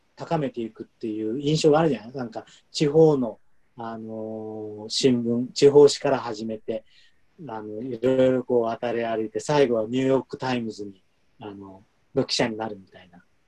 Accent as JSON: {"language": "Japanese", "country": "Japan", "moved": "yes", "lives_now": "Munich, Germany", "said": "僕は外国人で日本人"}